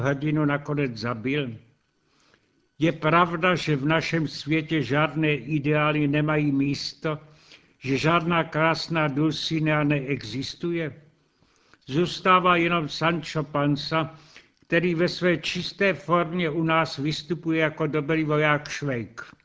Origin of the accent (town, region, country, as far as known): Czechia